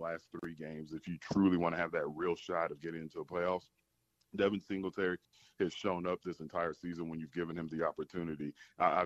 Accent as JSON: {"language": "English", "town": "San Antonio", "region": "Texas", "country": "United States", "said": "I'm from San Antonio. I grew up watching Warren Moon"}